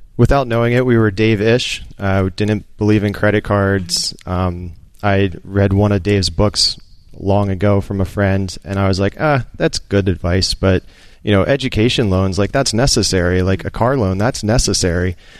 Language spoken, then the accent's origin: English; outside Philadelphia, Pennsylvania, United States; Outside Philadelphia